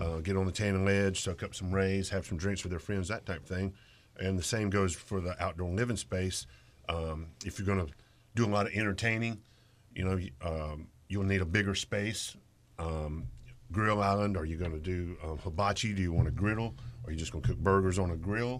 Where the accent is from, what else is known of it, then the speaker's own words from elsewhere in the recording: Greensboro, North Carolina, United States; moved away as an adult; also born or lived in Japan; I'm originally from Greensboro, North Carolina. Uh, I was born in Japan